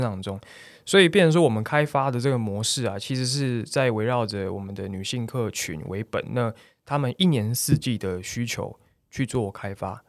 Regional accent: Taiwan; 我们台湾的旅客

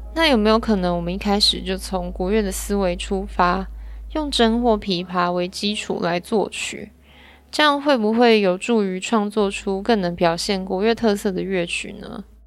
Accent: Kaohsiung, Taiwan; 我也是高雄人

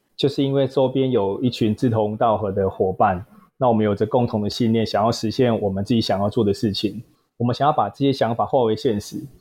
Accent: southern Taiwan, Taiwan; 本身南部人啊，所以求学阶段啦，然后也没有到北部，然后也是土生土长的南部人

